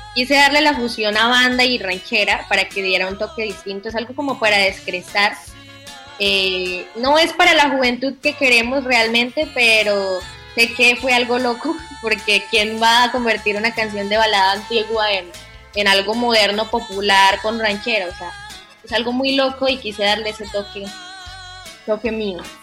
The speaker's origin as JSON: {"language": "Spanish", "town": "Manzanares", "region": "Caldas", "country": "Colombia", "tie": "born or raised there", "moved": "yes", "lives_now": "Melgar, Colombia"}